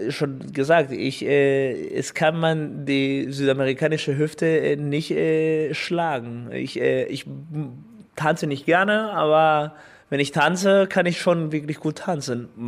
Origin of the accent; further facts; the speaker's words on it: Mexico; born there; weil man, ich geboren bin in Mexiko als Kind von äh, deutsche Bürger und mein mexikanischer Pass, weil ich in Mexiko geboren bin.